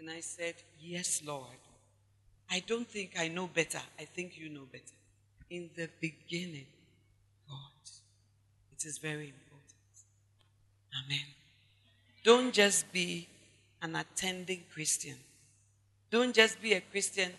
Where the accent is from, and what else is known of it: Ghana